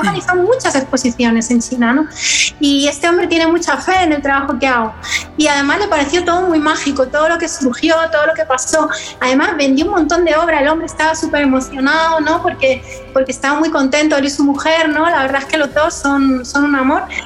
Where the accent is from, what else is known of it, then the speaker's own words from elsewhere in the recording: Madrid, Community of Madrid, Spain; yo siendo madrileña